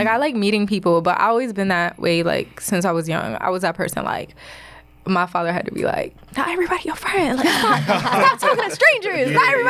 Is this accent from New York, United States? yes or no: yes; Middle Island, New York, United States; also born or lived in Queens, New York; I grew up in Long Island, yes.